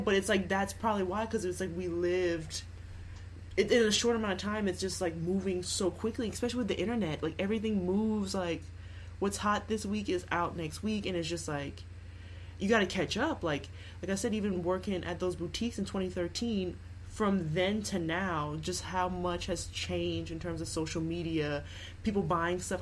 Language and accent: English; Lafayette, Louisiana, United States; also born or lived in Baton Rouge; I grew up in Lafayette, and then I went to LSU for school, and then I like went back to Lafayette and currently live in Lafayette